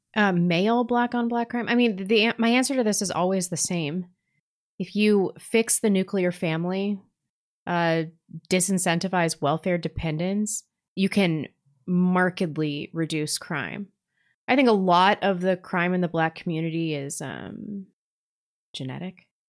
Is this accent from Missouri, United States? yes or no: yes; St. Louis, Missouri, United States; growing up in Saint Louis, in the s, the suburbs of Saint Louis where there was inner city busing